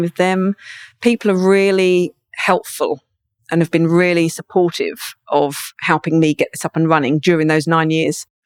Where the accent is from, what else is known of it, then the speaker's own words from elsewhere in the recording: Brighton, South East England, United Kingdom; moved away; There's some in Brighton where I'm from.